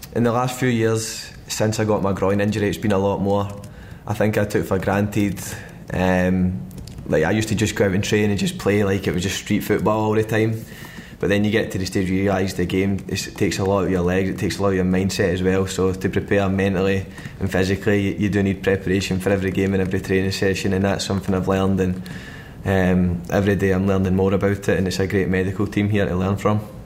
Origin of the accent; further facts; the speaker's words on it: Glasgow, Scotland, United Kingdom; moved away as an adult; now in London, United Kingdom; in Glasgow and that in my hometown in Scotland